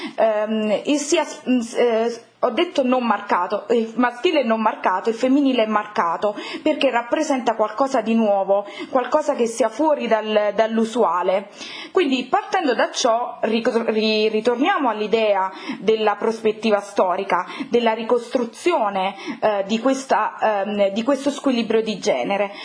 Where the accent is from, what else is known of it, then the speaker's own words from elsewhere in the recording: Campania, Italy; sono campana